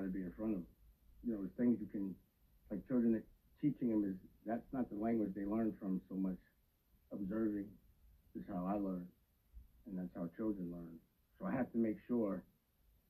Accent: New York City, New York, United States; also born or lived in Bronx, New York; I was born in the Bronx, raised in East Harlem

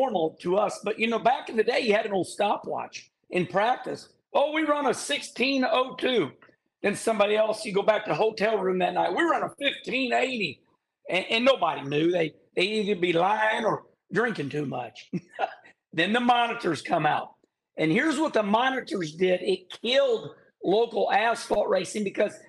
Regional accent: St. Louis, Missouri, United States; up here in the Midwest, my hometown, St. Louis, Missouri

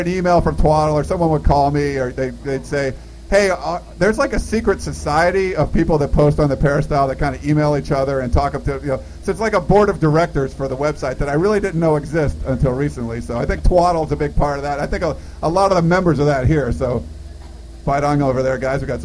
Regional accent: Hermosa Beach, California, United States; here in Hermosa Beach, my hometown.

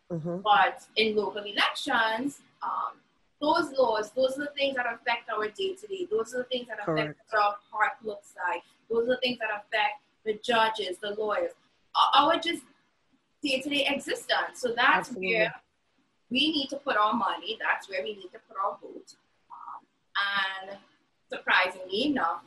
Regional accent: Trinidad & Tobago; now in New York, United States; as a Trinidadian citizen

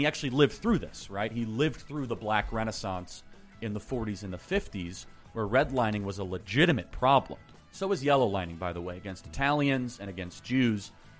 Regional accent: suburbs of Chicago, Illinois, United States; I'm from the suburbs of Chicago, so I've heard stories like that. It's very clear to say I'm not from Chicago.

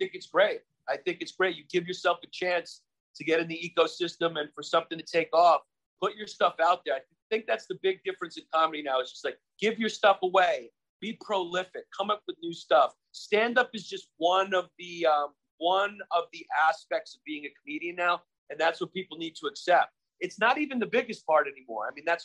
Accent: New York City, New York, United States; I'm from Brooklyn, New York.

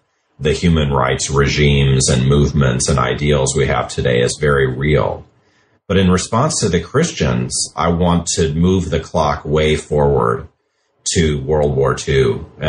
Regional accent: United States; I'm an American. I am a historian by training.

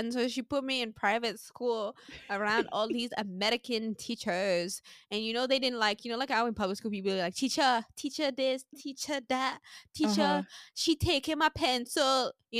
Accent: St. Martin; I'm from St. Martin

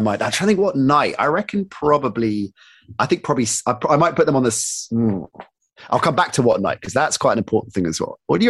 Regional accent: United Kingdom; I was of course in love with America, with American sports, with American culture, but as a Brit also had that cynicism for parts of that as well

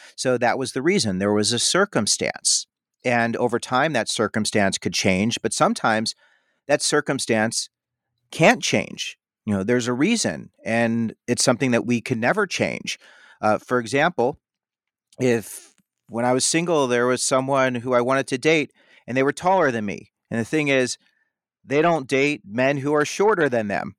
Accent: Chicago, Illinois, United States; also born or lived in Madison, Wisconsin / Indiana; I'm from the Chicago area.

